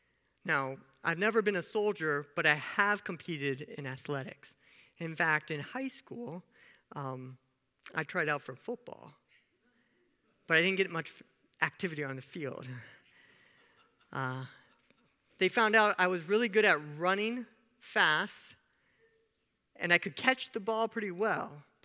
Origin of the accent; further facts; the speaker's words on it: Kenya; born there; He didn't know I was born in Kenya, Africa. Kenyans are known for something.